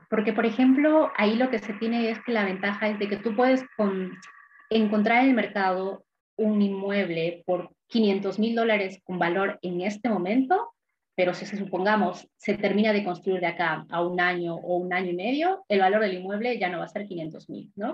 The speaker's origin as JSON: {"language": "Spanish", "country": "Peru", "moved": "as an adult", "lives_now": "Sydney, Australia", "said": "soy de Perú originalmente"}